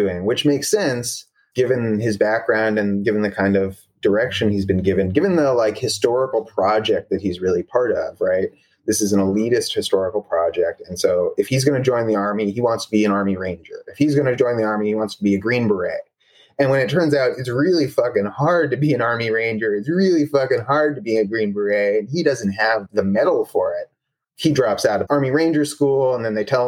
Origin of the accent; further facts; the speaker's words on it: Bay Area, California, United States; I'm from the Bay Area